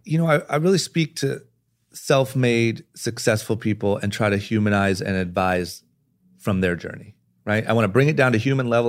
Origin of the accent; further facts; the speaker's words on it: Akron, Ohio, United States; growing up in Akron, Ohio